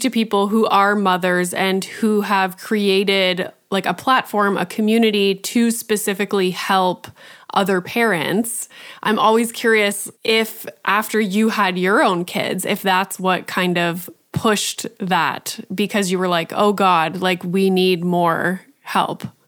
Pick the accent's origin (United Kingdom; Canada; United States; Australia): Canada; being Canadian